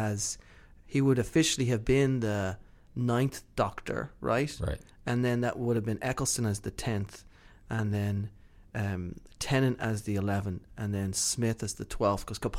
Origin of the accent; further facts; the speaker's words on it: Ireland; I'm Irish.